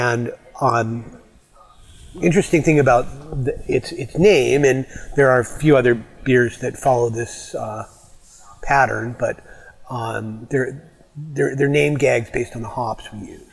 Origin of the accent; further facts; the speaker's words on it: Canada; moved away as an adult; also born or lived in Detroit, Michigan, United States / British Columbia; now in Bellingham, United States; I grew up in Canada, but I have the papers